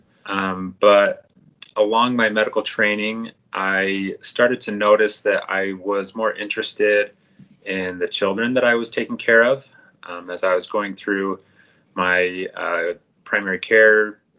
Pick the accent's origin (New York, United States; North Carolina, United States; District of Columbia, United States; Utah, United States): Utah, United States; Davis County; moved away as an adult; also born or lived in Colorado / Des Moines, Iowa; I was originally born and raised in Davis County. I'm native to Utah.